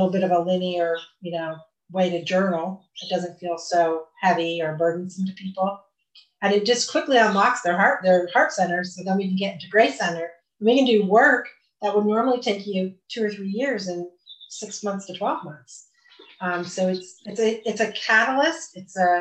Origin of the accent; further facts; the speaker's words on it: Vermont, United States; moved away as an adult; also born or lived in Austin, Texas; I came home to my home state, which I said I would never, ever do, ever. And we found a place in the Green Mountains